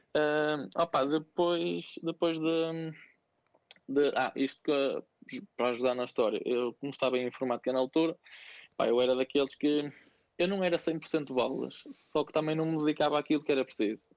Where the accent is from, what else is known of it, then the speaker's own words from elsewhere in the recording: Santo Tirso, Norte, Portugal; also born or lived in Vila das Aves / Viseu; sou natural de, de Santo Tirso, do Conselho de Santo Tirso